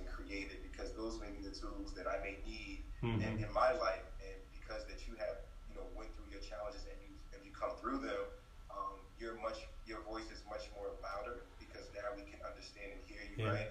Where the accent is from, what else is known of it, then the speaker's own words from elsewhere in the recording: North New Jersey, United States; I was born and raised in North New Jersey, here in the U.S.